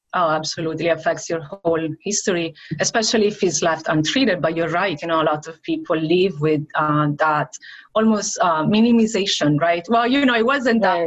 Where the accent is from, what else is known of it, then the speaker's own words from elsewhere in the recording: Venice, Veneto, Italy; moved away as an adult; now in Brandon, United States; from Italy, from the Venice area